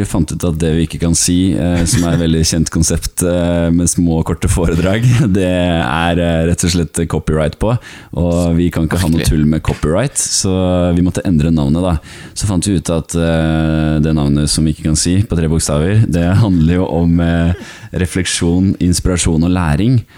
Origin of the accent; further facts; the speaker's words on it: Askim, Østfold, Norway; i Askim, der jeg kommer fra